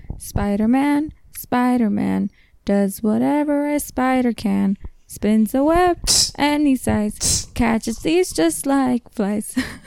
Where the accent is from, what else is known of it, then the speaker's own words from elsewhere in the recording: Jalisco, Mexico; I'm from Jalisco